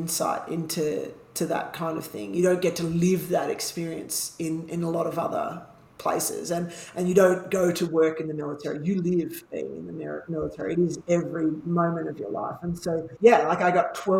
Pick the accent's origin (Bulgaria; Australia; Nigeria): Australia; Canberra, Australian Capital Territory; moved away as an adult; we came back to Canberra, because it's my hometown